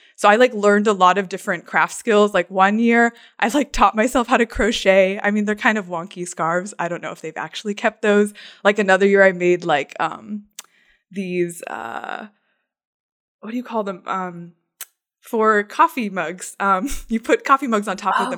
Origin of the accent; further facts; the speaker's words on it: Phoenix, Arizona, United States; I grew up in, like, East Valley, Phoenix